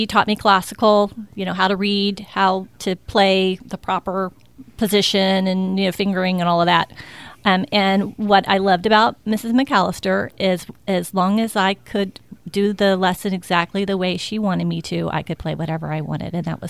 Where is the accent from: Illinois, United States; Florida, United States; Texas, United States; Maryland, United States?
Florida, United States; Tampa; I'm from Tampa. You are? Born and raised.